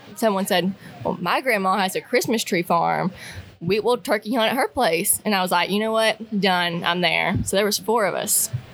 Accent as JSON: {"language": "English", "region": "Northeast Arkansas", "country": "United States", "tie": "born or raised there", "said": "I'm from Northeast Arkansas, and so I grew up hunting public with my dad"}